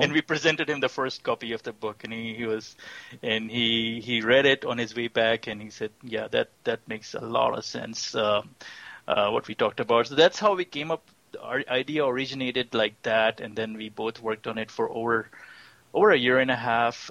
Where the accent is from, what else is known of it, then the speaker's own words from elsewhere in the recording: Pakistan; moved away as an adult; also born or lived in Austin, Texas; now in Houston, United States; I'm originally from Pakistan. I I came here about 24 years ago and as a student